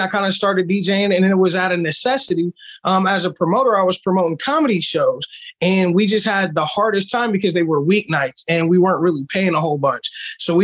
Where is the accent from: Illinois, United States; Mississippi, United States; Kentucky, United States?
Illinois, United States; also born or lived in East Coast, United States; been in the 217 area about 20 years, I guess. Moved here when I was a kid